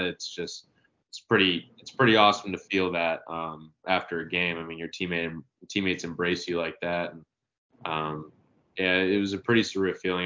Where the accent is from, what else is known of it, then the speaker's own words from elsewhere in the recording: Marietta, Georgia, United States; moved away as an adult; also born or lived in Conway, South Carolina; now in Gainesville, United States; I'm from Marietta. Um, luckily had a, a, lot of really good coaches uh, in the area growing up